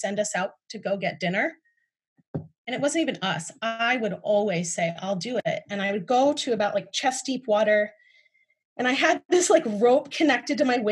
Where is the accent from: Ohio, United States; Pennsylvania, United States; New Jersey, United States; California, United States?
Ohio, United States; I grew up in Ohio